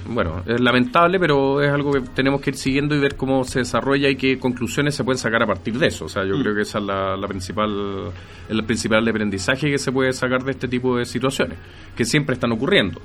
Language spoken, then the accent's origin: Spanish; Chile; cómo somos los chilenos